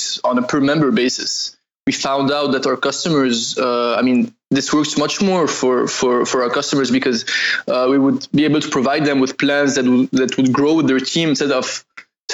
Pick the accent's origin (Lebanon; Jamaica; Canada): Lebanon; I'm from Lebanon